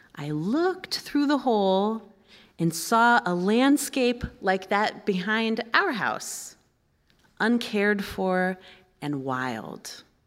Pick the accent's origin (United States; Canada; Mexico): United States; Kansas City, Kansas; moved away as an adult; now in Minnesota, United States; I am a Kansan at heart. That's where I grew up